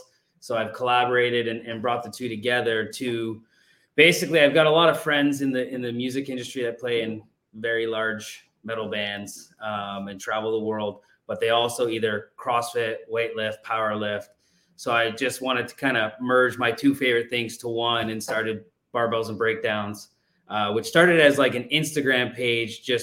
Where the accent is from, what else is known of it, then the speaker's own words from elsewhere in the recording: Canada; moved away; I'm Canadian.